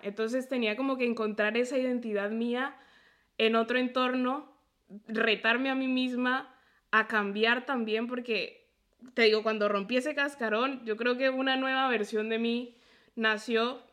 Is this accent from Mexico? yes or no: yes; a town near Puebla, Mexico; moved away; also born or lived in Colombia; yo crecí en un lugar donde nunca me sentí yo